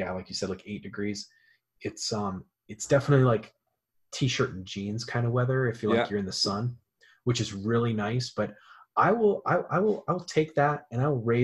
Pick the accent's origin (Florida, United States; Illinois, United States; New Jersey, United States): Florida, United States; I grew up in Florida